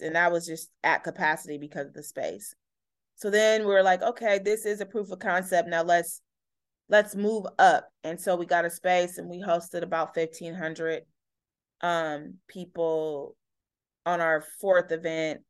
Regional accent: Oakland, California, United States; also born or lived in Berkeley; growing up in Oakland

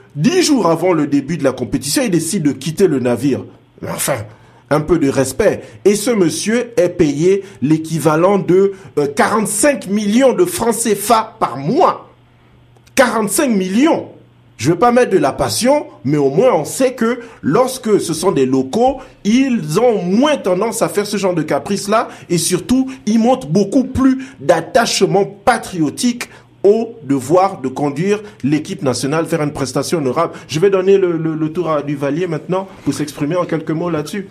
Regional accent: Port-Gentil, Ogooué-Maritime, Gabon; moved away; also born or lived in Senegal; c'est chez moi, c'est chez moi à Port-Gentil

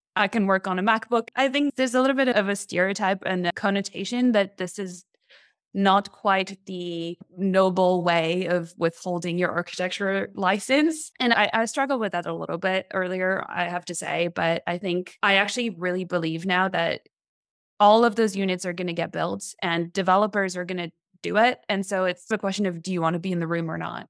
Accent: France; moved away as an adult; also born or lived in Montreal, Canada; now in San Francisco, United States; I'm from France. I moved to Canada, Montreal, f, when I was eighteen to go to school.

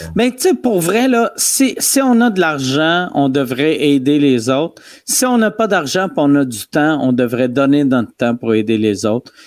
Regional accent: Quebec City, Quebec, Canada; je viens de Québec

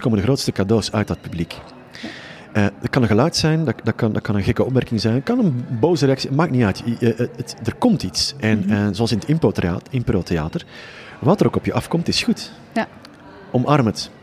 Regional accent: just south of Utrecht, Flanders, Belgium; accent: Flemish (implied); Je hoort ook onmiddellijk aan mijn accent, wat wij trouwens een taal noemen, eh, dat ik eh, net iets ten zuiden van eh, Utrecht woon. maar ik werk voornamelijk in Nederland

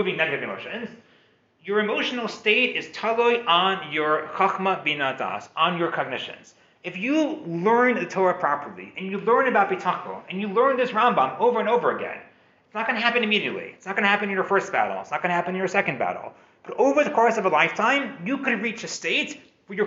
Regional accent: United States; moved away; I'm an American guy. I didn't grow up with stories of gevura, with wars, with things like this.

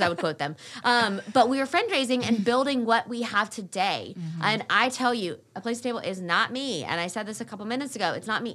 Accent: Wake Forest, North Carolina, United States; also born or lived in Raleigh, North Carolina; I grew up in the Wake Forest area

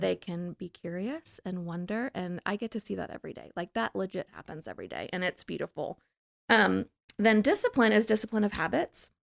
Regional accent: New Orleans, Louisiana, United States; I'm from New Orleans

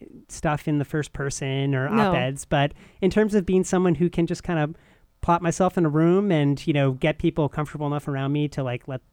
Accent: Irvington, New York, United States; now in New Haven, United States; I'm from the suburbs of New York City, a town called Irvington, by the Tappan Zee Bridge

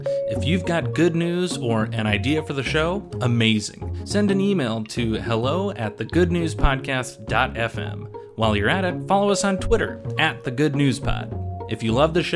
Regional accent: New England, United States; I grew up in New England

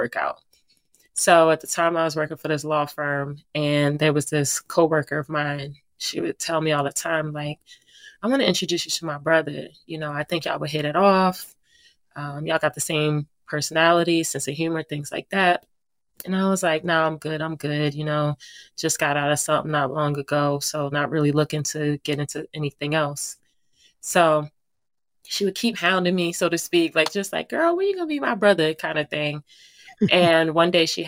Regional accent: New Jersey, United States; moved away as an adult; now in Virginia, United States; a native of New Jersey, that's my hometown

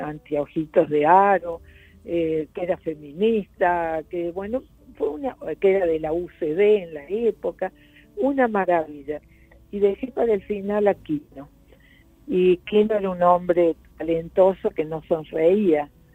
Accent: Argentina; moved away as an adult; also born or lived in Portugal / Brazil; cuando regresé tenía tal curiosidad con cómo qué pasaba en mi país

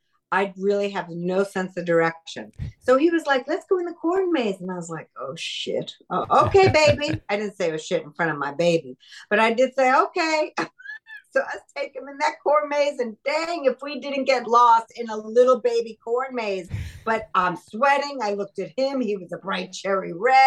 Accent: New York, United States; When I was growing up in New York

